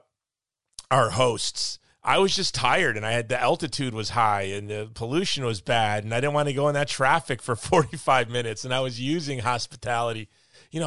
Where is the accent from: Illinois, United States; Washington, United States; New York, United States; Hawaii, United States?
Hawaii, United States; I'm from Hawaii